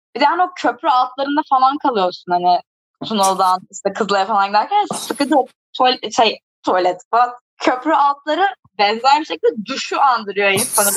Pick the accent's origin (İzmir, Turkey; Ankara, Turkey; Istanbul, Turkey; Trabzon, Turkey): Ankara, Turkey; born and raised Ankara'da olmaktan memnunum